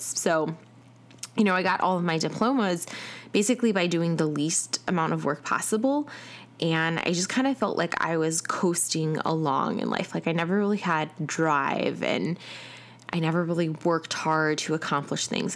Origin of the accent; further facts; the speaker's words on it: Chicago, Illinois, United States; now in Atlanta, United States; I am originally from Chicago, uh, and I currently live in Atlanta